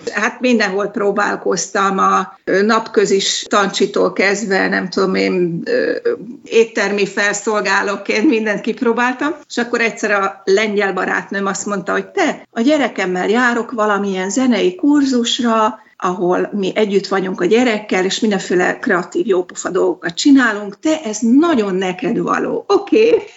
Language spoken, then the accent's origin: Hungarian; Hungary; moved away as an adult; now in Delft, Netherlands; én Magyarországról jöttem, bár ez ki se derül rendszerint. Hallják, hogy valami akcentusom van, de ha rákérdeznek, mondom, hogy magyar